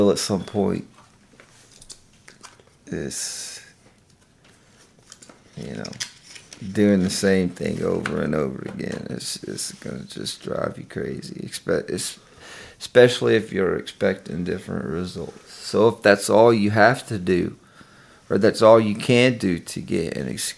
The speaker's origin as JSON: {"language": "English", "region": "the South", "country": "United States", "said": "we're from the South. You know, it's a small town"}